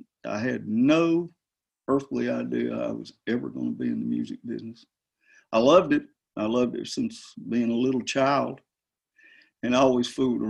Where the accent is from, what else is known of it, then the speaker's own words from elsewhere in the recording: Blaine, Kentucky, United States; moved away as an adult; And I am from Blaine, Kentucky. That's in the southern part of Lawrence County, which is kind of up there against the Big Sandy River.